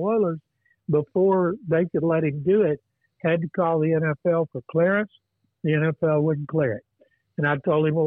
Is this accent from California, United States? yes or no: no; Waco, Texas, United States; When I was growing up in Waco